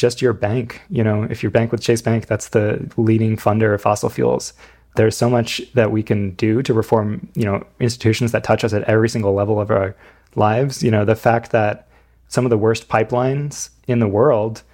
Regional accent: United States; moved away as an adult; I'm from right near New York City

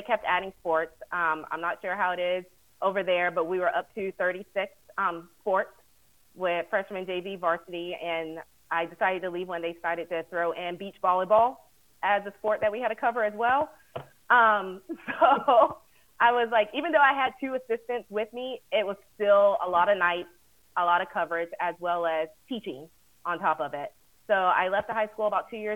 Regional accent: Florida, United States; I was born and raised in Florida

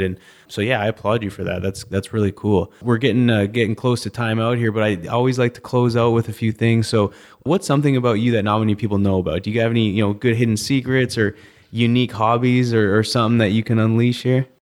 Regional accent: Canada; I'm from Canada

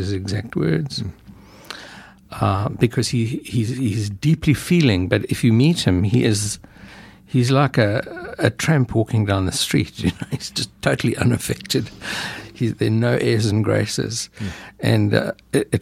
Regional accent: South Africa; moved away; I grew up in South Africa

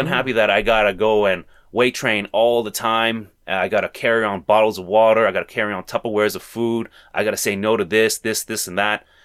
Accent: Toronto, Ontario, Canada; Toronto native, born and raised

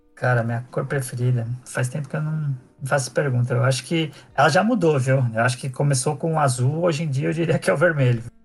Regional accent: São Paulo, Brazil; eu sou de São Paulo, nasci aqui

